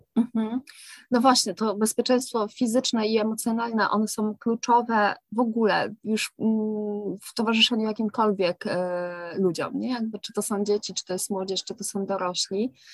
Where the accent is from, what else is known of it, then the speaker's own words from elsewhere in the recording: Kraków, Lesser Poland, Poland; u nas w Krakowie